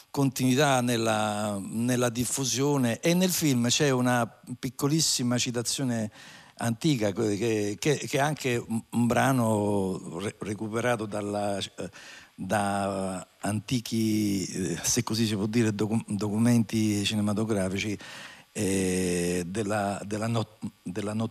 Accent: Formia, Lazio, Italy; essendo di, di Formia

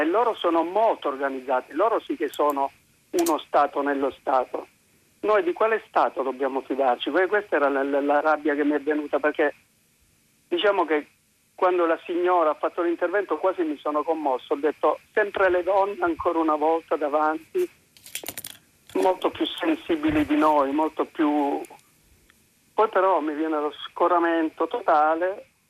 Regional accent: Calabria, Italy; sono calabrese

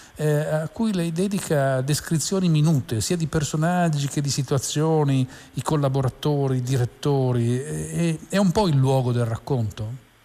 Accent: Turin, Piedmont, Italy; sono un torinese di nascita

